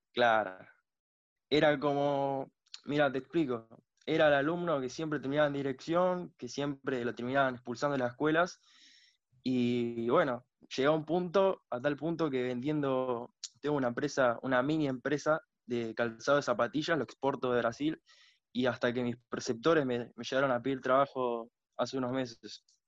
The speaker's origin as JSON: {"language": "Spanish", "town": "Tortuguitas", "region": "Buenos Aires Province", "country": "Argentina", "said": "Yo soy de Buenos Aires. De Buenos Aires."}